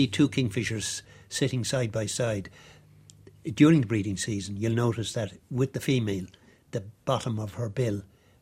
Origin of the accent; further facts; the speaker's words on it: Ireland; I grew up on the Dargle, or on the banks of the Dargle